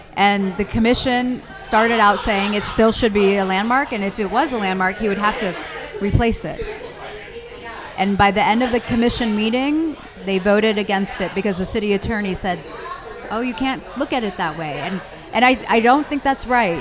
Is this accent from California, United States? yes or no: yes; Los Angeles, California, United States; We're from Los Angeles, natives and it's in our DNA.